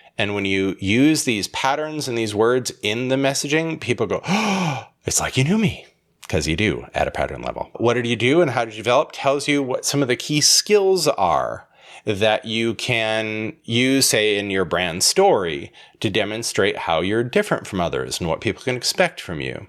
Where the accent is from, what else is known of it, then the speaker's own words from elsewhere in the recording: Holland, Michigan, United States; I was born in Holland, Michigan, filled with Dutch people.